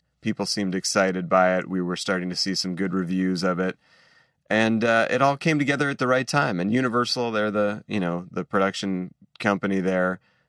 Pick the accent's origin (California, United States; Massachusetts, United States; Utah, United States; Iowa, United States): Massachusetts, United States; Boston; growing up in Boston